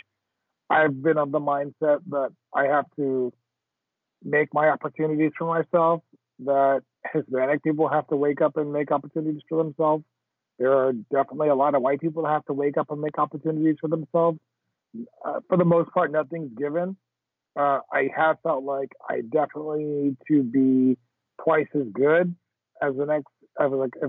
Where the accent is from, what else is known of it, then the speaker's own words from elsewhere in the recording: Jamaica; I'm Jamaican